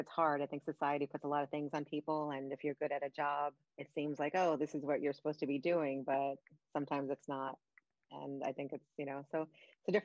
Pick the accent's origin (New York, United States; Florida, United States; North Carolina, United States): New York, United States; New York City; moved away as an adult; now in upstate New York, United States; I live in upstate New York now, but I'm originally from Brooklyn, born and raised.